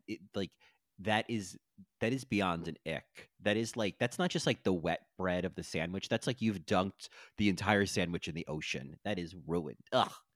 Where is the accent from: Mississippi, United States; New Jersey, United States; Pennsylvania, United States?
New Jersey, United States; growing up in New Jersey